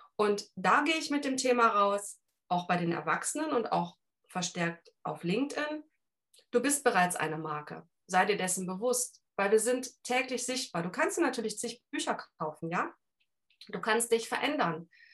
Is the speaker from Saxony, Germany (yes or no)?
no; Cologne, North Rhine-Westphalia, Germany; accent: Rhineland; ich bin gebürtige Kölnerin, also Rheinländer Schnauze